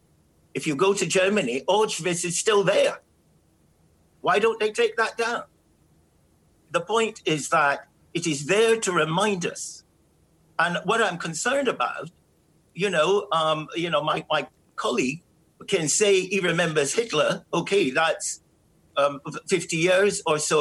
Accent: Jamaica; now in United Kingdom; I'm from Jamaica

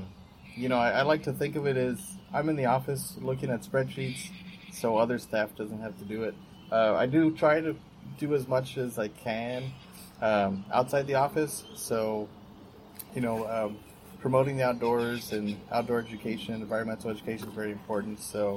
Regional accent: Rio Grande Valley, Texas, United States; I'm native here to the Rio Grande Valley

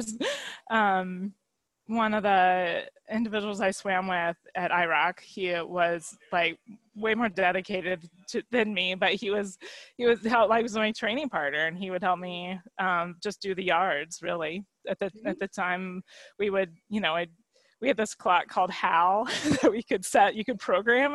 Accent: Colorado, United States; also born or lived in California / Virginia; Growing up in Colorado

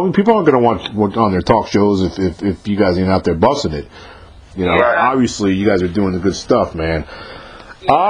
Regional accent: New York, United States; moved away; I'm from New York originally, so I grew up when Run DMC hit the scene

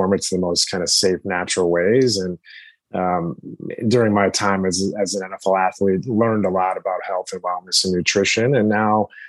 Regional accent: Connecticut, United States; I grew up in Connecticut

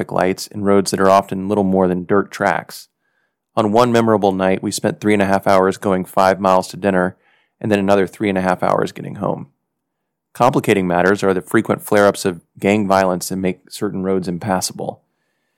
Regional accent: United States; moved away as an adult; now in Haiti

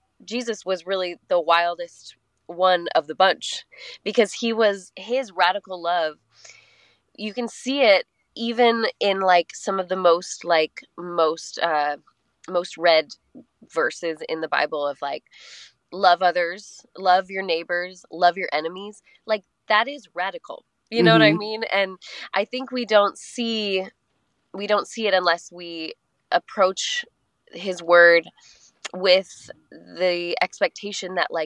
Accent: Colorado, United States; now in Nashville, United States; I grew up in Colorado and we always had the mountains to the west

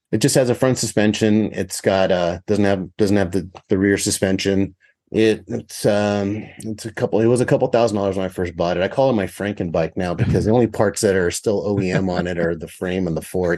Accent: California, United States; the area I grew up in California was pretty rural

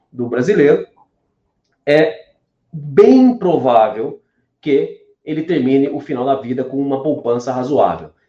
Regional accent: Minas Gerais, Brazil; born there; eu vim lá, nasci em Minas Gerais, uma cidadezinha de 60 mil habitantes, pequenininha

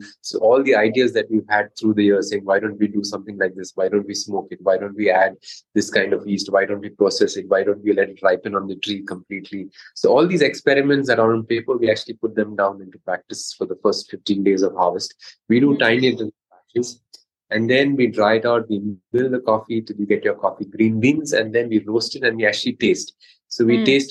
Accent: Mangalore, Karnataka, India; Growing up in Mangalore, coffee was a big part of our lives

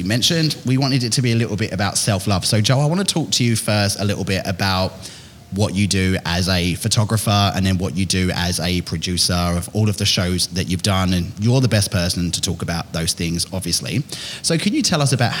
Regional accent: Billericay, East of England, United Kingdom; I'm from Billericay

